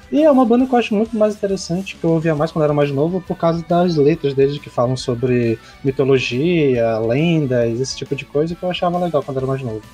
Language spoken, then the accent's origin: Portuguese; North Region, Brazil; que é a nossa orgulho aqui do Norte